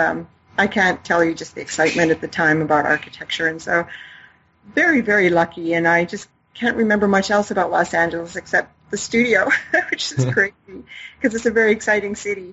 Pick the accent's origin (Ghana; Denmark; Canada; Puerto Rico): Canada; near Yellowknife, Northwest Territories; now in La Jolla, United States; Canadian by birth. I was born in Canada. It's very far north.